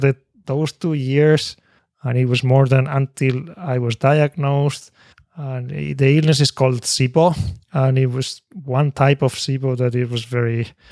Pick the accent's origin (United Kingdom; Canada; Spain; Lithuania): Spain; English is a second language; moved away as an adult; now in Japan; I was born in Spain